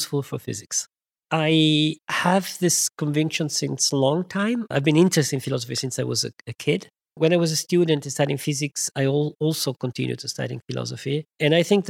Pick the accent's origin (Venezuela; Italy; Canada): Italy; moved away as an adult; also born or lived in France; I was born in Italy